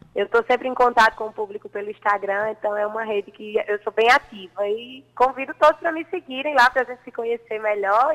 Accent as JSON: {"language": "Portuguese", "town": "Patos", "region": "Paraíba", "country": "Brazil", "tie": "born or raised there", "said": "eu sou natural de Patos"}